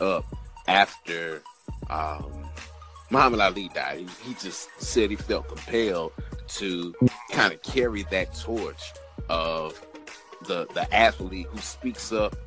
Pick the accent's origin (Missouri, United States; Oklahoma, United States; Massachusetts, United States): Missouri, United States; St. Louis; here in St. Louis, my hometown